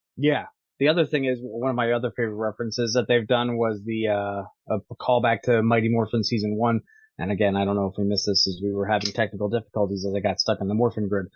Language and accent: English; Scotland, United Kingdom; I'm Scottish